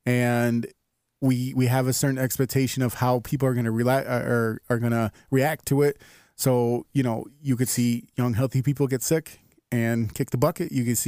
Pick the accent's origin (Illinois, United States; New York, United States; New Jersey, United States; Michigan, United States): Illinois, United States; Chicago; as a Chicagoan